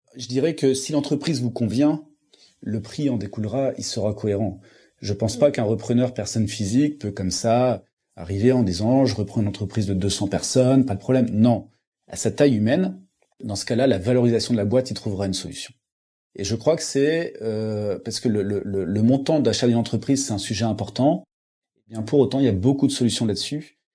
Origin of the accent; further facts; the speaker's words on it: Lille, Hauts-de-France, France; je viens de Lille